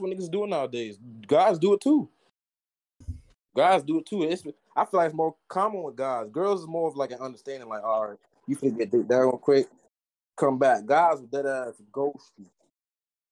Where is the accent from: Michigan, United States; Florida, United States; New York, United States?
Florida, United States; Tampa; I'm from Tampa